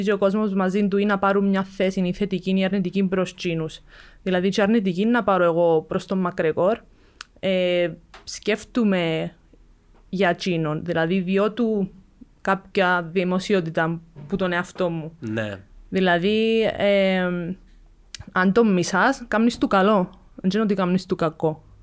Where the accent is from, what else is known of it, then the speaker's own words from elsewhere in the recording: Cyprus; εγώ έρχομαι από την Κύπρο που το Jiu Jitsu είναι καν γνωστό στον κόσμο.